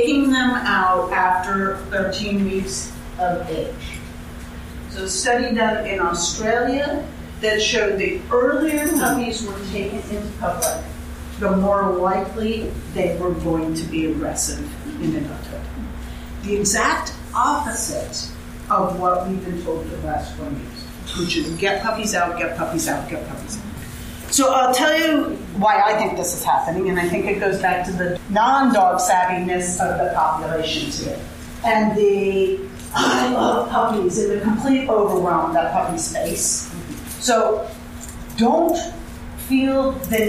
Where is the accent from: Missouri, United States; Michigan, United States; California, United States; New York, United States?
New York, United States; moved away; I'm from New York